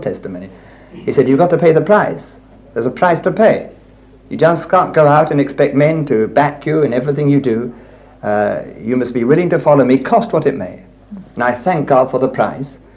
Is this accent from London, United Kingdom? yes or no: yes; Richmond, London, United Kingdom; moved away as an adult; also born or lived in Italy; We lived here in Richmond, so this is my hometown